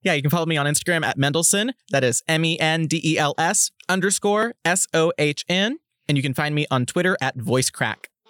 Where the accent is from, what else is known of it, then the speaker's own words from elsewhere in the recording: Oklahoma, United States; moved away; also born or lived in Kansas; I'm originally from Oklahoma, and had I stayed in state, my degree would have looked completely different